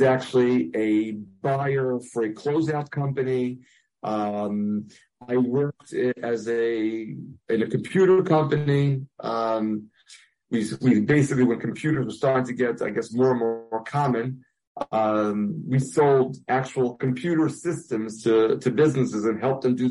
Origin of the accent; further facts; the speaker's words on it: New York City, New York, United States; I grew up in Brooklyn